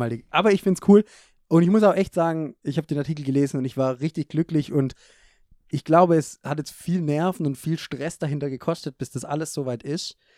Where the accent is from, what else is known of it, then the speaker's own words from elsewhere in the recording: Germany; als Deutscher gehört es schon dazu.